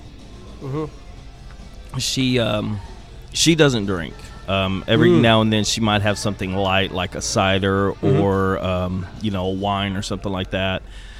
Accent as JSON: {"language": "English", "country": "Germany", "tie": "born there", "said": "I was born in Germany, so"}